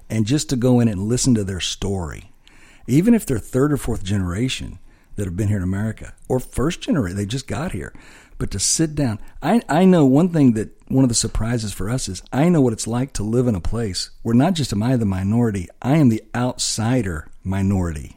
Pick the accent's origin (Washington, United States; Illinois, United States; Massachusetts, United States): Illinois, United States; moved away as an adult; also born or lived in Dallas / Curaçao; I grew up on a farm in Illinois, so I, yeah, as a farm boy from Illinois